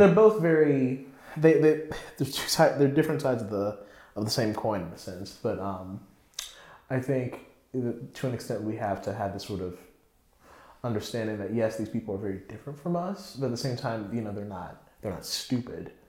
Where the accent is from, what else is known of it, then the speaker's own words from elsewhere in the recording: Raleigh, North Carolina, United States; now in New York, United States; I was from Raleigh. I lived in Raleigh